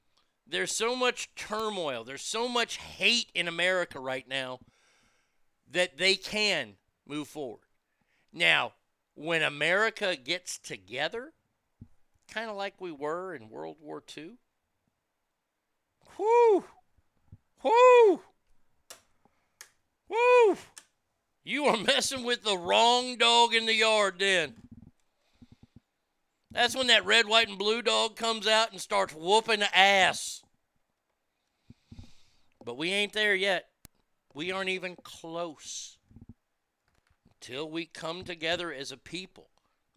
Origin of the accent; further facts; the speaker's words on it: United States; I'm an American